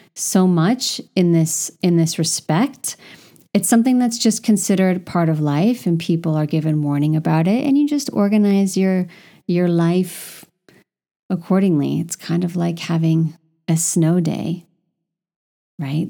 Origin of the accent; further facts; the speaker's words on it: California, United States; moved away as an adult; now in Paris, France; I, as a Californian